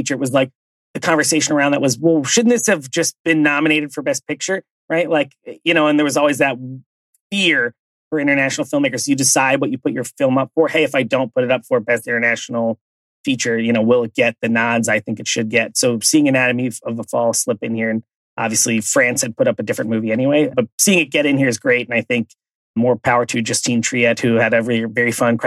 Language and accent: English; West Chester, Pennsylvania, United States; from my hometown, something I have known, I guess, my whole life, because our high school is called Bayard Rustin